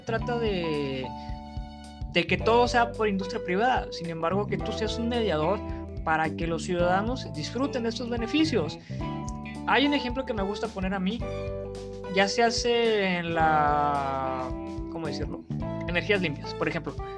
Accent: Mexico

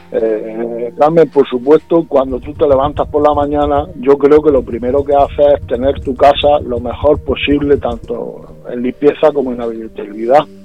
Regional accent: Puerto Lumbrera, Region of Murcia, Spain; yo soy de Puerto Lumbrera, yo soy lumbrerense, yo soy de Murcia, soy murciano

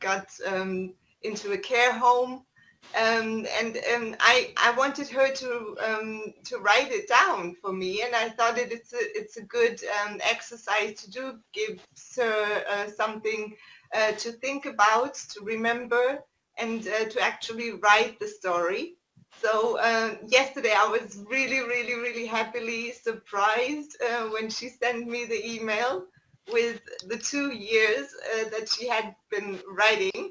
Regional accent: East Germany, Germany; I'm from Germany, my parents were living in East Germany at that time

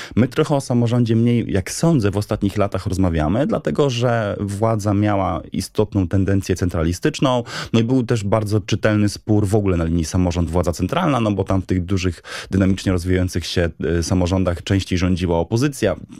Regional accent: Wrocław, Lower Silesian Voivodeship, Poland; Się wychowałem we Wrocławiu.

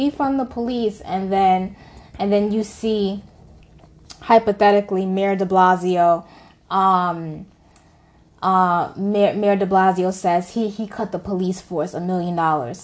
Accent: United States; we as Americans

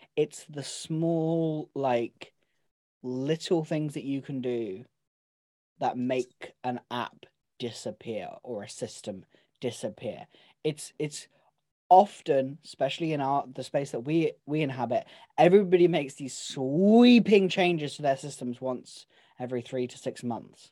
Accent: Devon, South West England, United Kingdom; I am from Devon. I'm allowed to speak like

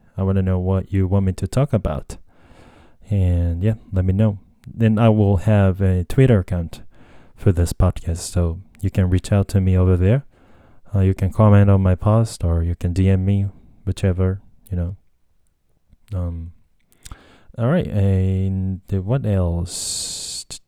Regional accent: Japan; English is a second language; also born or lived in United States; I was just born and raised in Japan

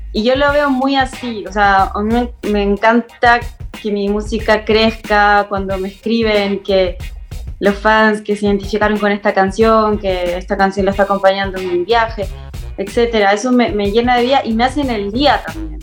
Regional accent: Chile; moved away as an adult; now in Mexico City, Mexico; soy cantadora chilena, italo-chilena. Me vine a México hace dos años

